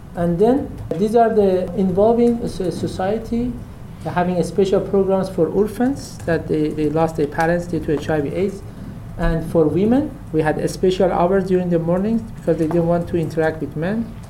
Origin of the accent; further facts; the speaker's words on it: Kermanshah Province, Iran; I am from Kermanshah, which was one of the most affected cities in the region